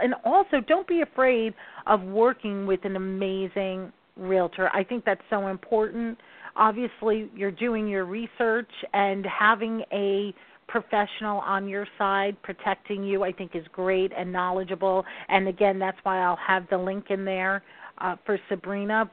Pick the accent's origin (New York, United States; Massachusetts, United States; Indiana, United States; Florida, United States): New York, United States; I am a New Yorker. I talk fast